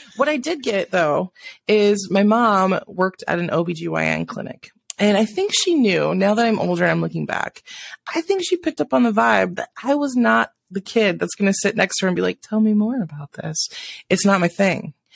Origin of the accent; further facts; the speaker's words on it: South Dakota, United States; moved away; also born or lived in Washington; I grew up in South Dakota, spent half my life out in Washington, uh, and just came back a couple years ago